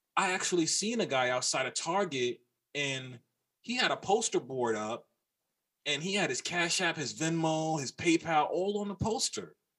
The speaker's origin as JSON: {"language": "English", "town": "New York City", "region": "New York", "country": "United States", "said": "I'm from New York, and I'm from New York from like the 90s early 2000s"}